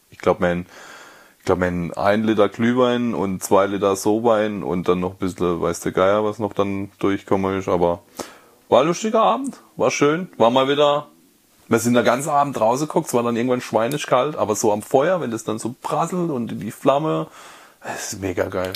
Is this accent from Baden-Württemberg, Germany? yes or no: yes; Karlsruhe area, Baden-Württemberg, Germany; moved away; ich komme ja aus der Karlsruher Ecke eigentlich ursprünglich